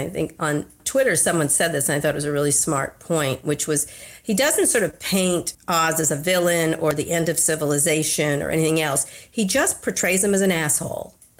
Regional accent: Pennsylvania, United States; me and my family's from Pennsylvania and a lot of them still live there. And I was born in Pennsylvania. I was actually born in Pennsylvania.

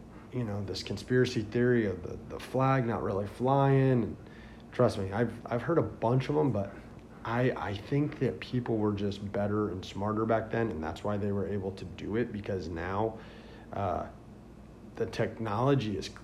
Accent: Indiana, United States; now in Florida, United States; I grew up north in Indiana

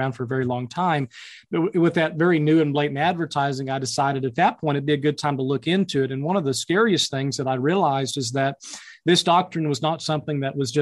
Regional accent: Mountain Home, Arkansas, United States; I'm actually originally from and kind of my hometown is in Mountain Home, Arkansas, still located here in the Ozarks

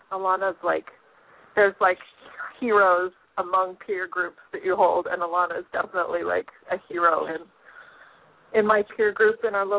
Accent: Fruita, Colorado, United States; I am from Colorado.

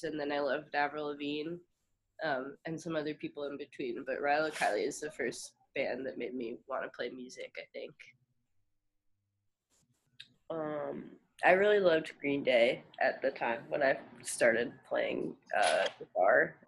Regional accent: Montclair, New Jersey, United States; moved away as an adult; also born or lived in Ohio; When I was in high school, they came to my hometown

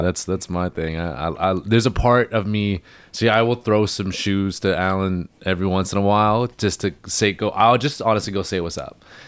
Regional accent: Hornby Island, British Columbia, Canada; I'm from Hornby.

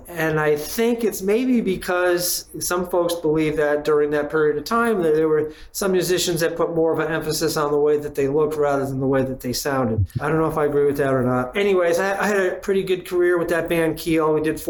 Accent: Batavia, New York, United States; I'm from a very small town in western New York called Batavia. It's right between Buffalo and Rochester, and today it's probably about 6 feet under snow.

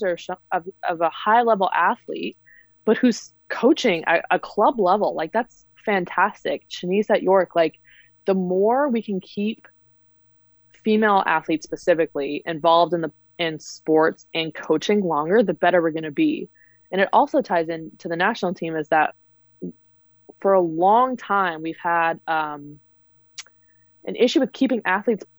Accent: Canada; as a Canadian

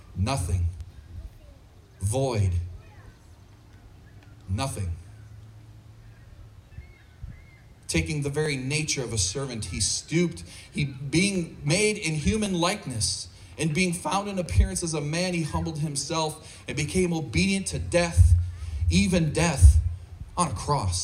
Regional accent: United States; as an American

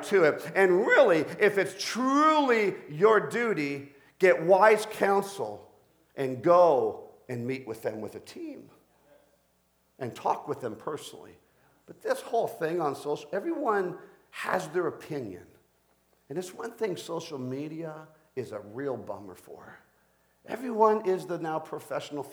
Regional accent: Colombia; now in Canada; as a Canadian to visit my own birth country of Colombia.

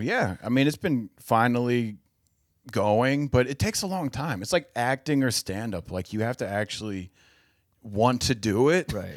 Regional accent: Cincinnati, Ohio, United States; moved away as an adult; now in Los Angeles, United States; I'm from Cincinnati

